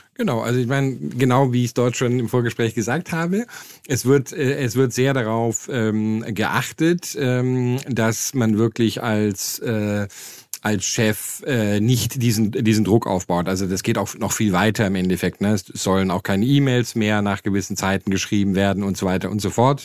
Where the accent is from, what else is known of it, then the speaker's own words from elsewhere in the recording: Germany; moved away; als Deutscher